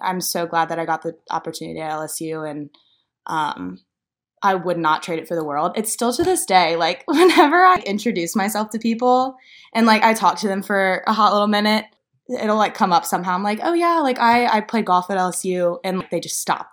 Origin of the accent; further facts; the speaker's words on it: Louisiana, United States; moved away as an adult; now in Nashville, United States; I'm from Louisiana